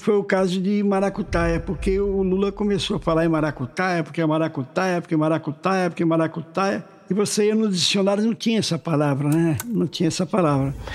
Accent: Sergipe, Brazil; moved away as an adult; now in Rio de Janeiro, Brazil; eu nasci em 48, lá em Sergipe

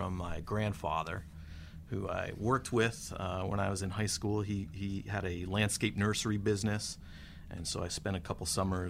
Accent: Bridgewater, New Jersey, United States; I was a paper boy for the Courier News in my hometown of Bridgewater, New Jersey

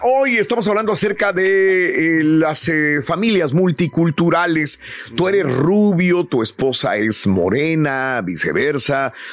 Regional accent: Matamoros, Tamaulipas, Mexico; now in United States; cuando yo estaba en Matamoros, Tamaulipas, mi tierra

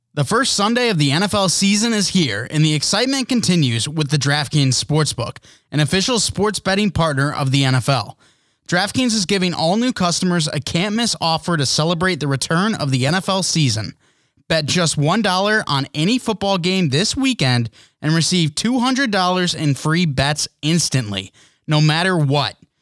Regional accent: United States; an American

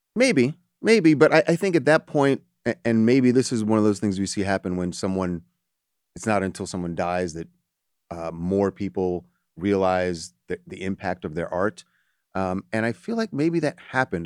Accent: United States; was born here in America, but I'm Jamaican American, first generation

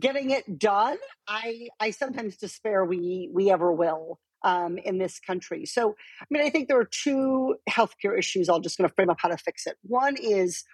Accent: rural Iowa, United States; moved away; I grew up in a very rural part of Iowa where there was not a lot of no enrichment education for gifted kids.

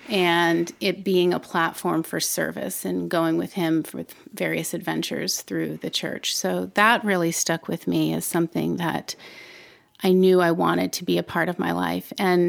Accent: Ellicott City, Maryland, United States; I grew up in Ellicott City, Maryland.

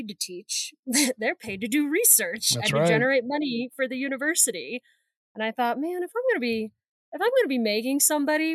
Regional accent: Indiana, United States; also born or lived in Ohio; I was born in Ohio, but moved to Indiana when I was like 4

